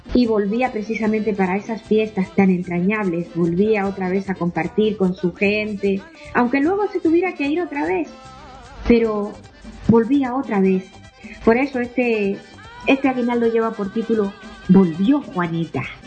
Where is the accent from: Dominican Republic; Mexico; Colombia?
Dominican Republic; born or raised there; moved away